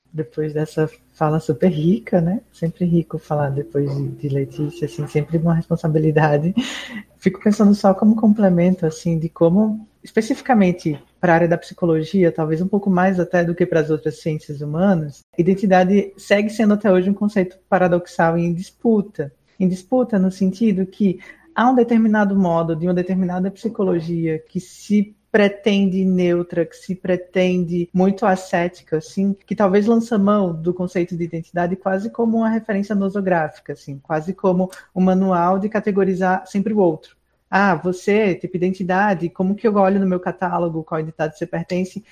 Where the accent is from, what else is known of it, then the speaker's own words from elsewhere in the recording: Pernambuco, Brazil; now in Southeast Brazil; sou pernambucana vivendo um processo migratório pelo Sudeste